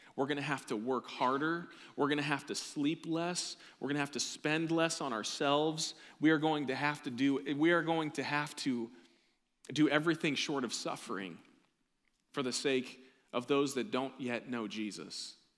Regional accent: United States

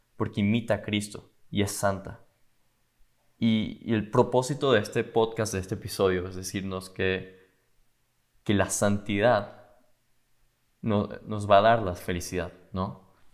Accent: Caracas, Capital District, Venezuela; now in Miami, United States; vengo de Venezuela, Caracas, Venezuela y, y vivo en Miami

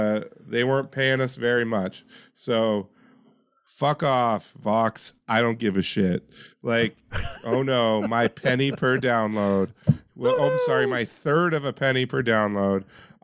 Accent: Yakima, Washington, United States; Shout out to my hometown of Yakima.

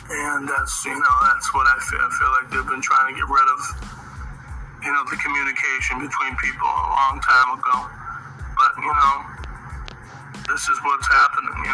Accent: United States; as American people

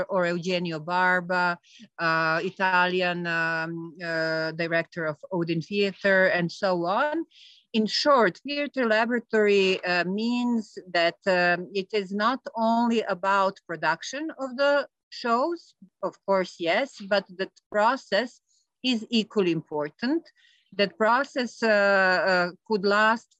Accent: Belgrade, Serbia; So I'm coming from Belgrade. This is the capital of Serbia

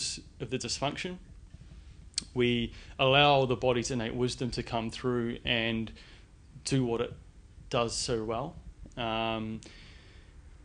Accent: New Zealand; moved away as an adult; also born or lived in London, United Kingdom; now in Sydney, Australia; born and bred in New Zealand

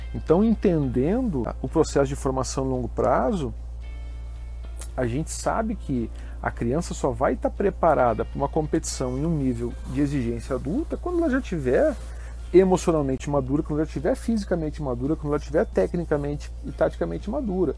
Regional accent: Curitiba, Paraná, Brazil; now in Santa Catarina, Brazil; Eu sou de Curitiba, tive uma iniciação esportiva bastante uh, versátil, vivia no clube com meu, meus irmãos e amigos

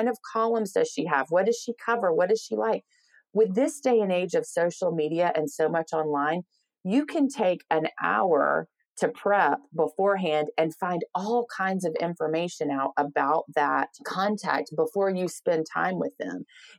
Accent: the South, United States; I'm, you know, a Southern woman, based in the South, born and raised in the South and proud of that.

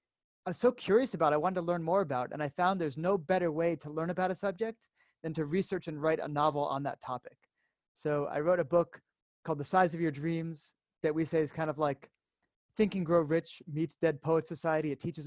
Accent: Connecticut, United States; moved away as an adult; now in Israel; I'm from the States originally, grew up in Connecticut

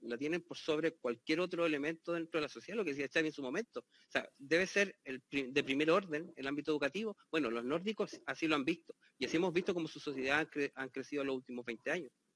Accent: Chile; la, experiencia que tengo desde Chile, como soy chileno

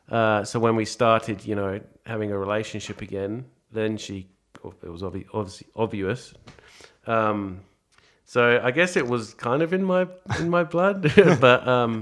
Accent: England, United Kingdom; now in Australia; Oh, yeah, pretty good. Football was just different

